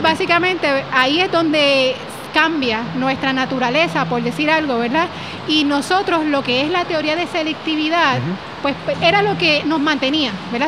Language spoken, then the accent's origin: Spanish; Yauco, Puerto Rico; moved away as an adult; also born or lived in Cayey, Puerto Rico; now in Dorado, Puerto Rico; salí de Yauco y no regreso a visitar a mami